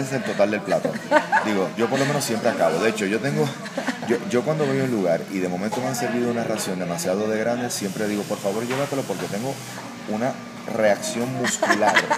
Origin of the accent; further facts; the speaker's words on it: Puerto Rico; soy puertorriqueño